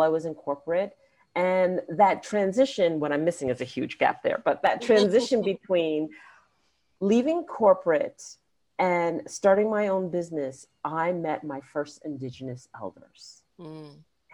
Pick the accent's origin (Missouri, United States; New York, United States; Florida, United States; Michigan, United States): New York, United States; New York City; growing up in Queens, New York, a New Yorker through and through